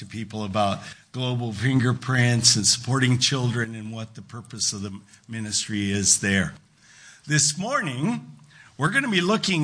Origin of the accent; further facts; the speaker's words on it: Battle Ground, Washington, United States; I grew up in Battleground, small town, not anymore. Well, not nearly as small as it was, but I grew up in a small town in Western Washington, rural community